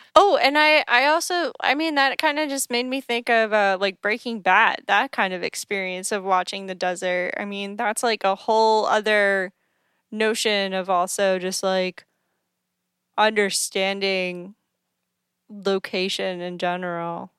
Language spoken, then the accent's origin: English; East Coast, United States; being on the East Coast and also growing up on the East Coast